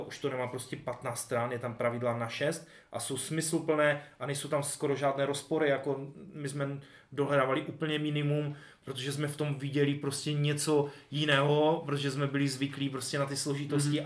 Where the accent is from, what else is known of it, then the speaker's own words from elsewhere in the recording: Silesia, Czechia; tím, že jsme ze Slezska